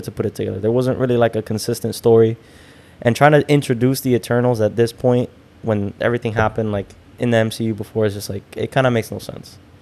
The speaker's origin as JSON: {"language": "English", "town": "Hialeah", "region": "Florida", "country": "United States", "tie": "born or raised there", "said": "going to the public library in Hialeah."}